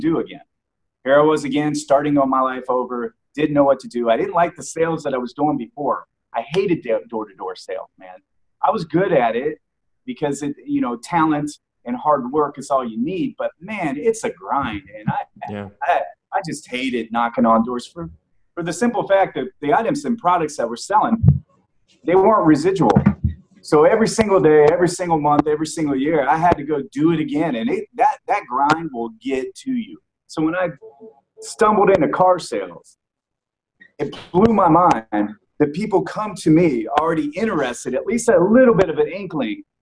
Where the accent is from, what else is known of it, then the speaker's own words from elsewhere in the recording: Canton, Ohio, United States; I was born in Ohio, Canton, Ohio.